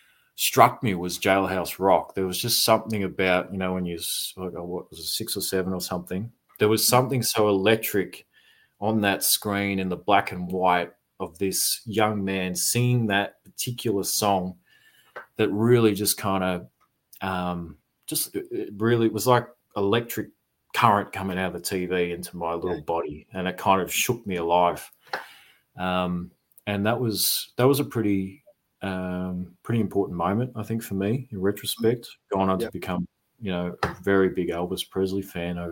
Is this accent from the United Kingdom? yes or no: no; Creswick, Victoria, Australia; now in Melbourne, Australia; So I grew up in Creswick. It's about 10 or 15 minutes out of Ballarat